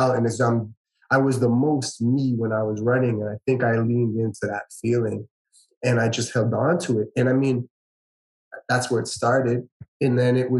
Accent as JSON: {"language": "English", "town": "Toronto", "region": "Ontario", "country": "Canada", "tie": "born or raised there", "lives_now": "Woodbridge, Canada", "said": "I grew up in Scarborough"}